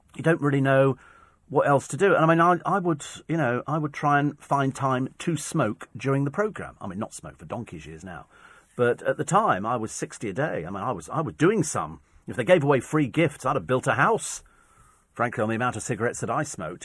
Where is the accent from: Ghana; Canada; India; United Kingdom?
United Kingdom; I'm British.